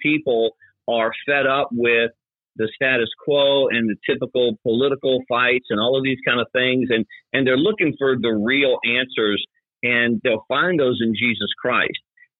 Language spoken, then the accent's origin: English; Louisiana, United States; I grew up in Louisiana